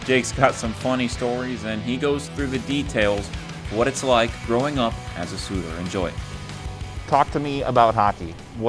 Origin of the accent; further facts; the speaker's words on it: Northfield, Minnesota, United States; I'm actually from Northfield, Minnesota.